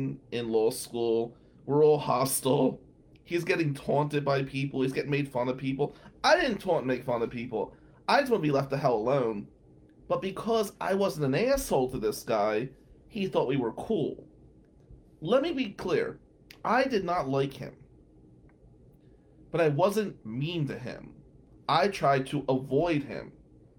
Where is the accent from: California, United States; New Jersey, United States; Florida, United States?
New Jersey, United States; now in Michigan, United States; I was from New Jersey